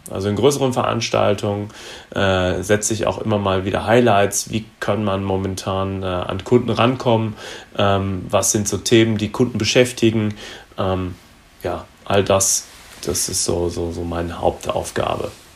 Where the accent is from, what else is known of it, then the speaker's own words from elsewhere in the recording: Gütersloh, North Rhine-Westphalia, Germany; now in Frankfurt, Germany; komme gebürtig aus Gütersloh, das ist in Nordrhein-Westfalen und wohne zurzeit in Frankfurt in Hesse